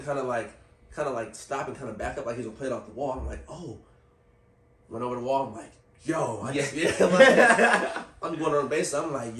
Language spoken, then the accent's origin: English; Vallejo, California, United States; word got around that I was from Vallejo.